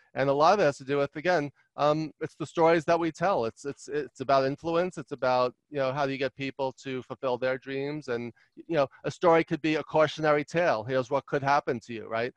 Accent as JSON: {"language": "English", "town": "New York City", "region": "New York", "country": "United States", "tie": "born or raised there", "also_born_or_lived": "Long Island, New York / Albany, New York / Los Angeles, California", "said": "I grew up in Queens, New York, and um, and then Long Island"}